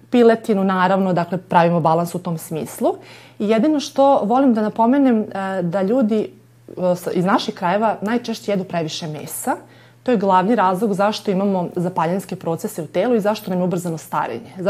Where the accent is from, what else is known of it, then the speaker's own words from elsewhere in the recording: Novi Sad, Vojvodina, Serbia; mi Srbi smo odavde